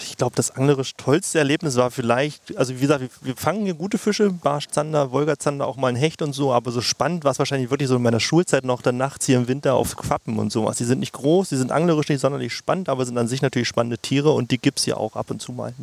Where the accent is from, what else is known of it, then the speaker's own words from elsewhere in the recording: Mittellandkanal area, Saxony-Anhalt, Germany; moved away as an adult; also born or lived in Leipzig; now in Halle, Germany; ich bin hier groß geworden tatsächlich in der Gegend. Also das ist, äh, der Mittellandkanal ist wahrscheinlich eines meiner Hausgewässer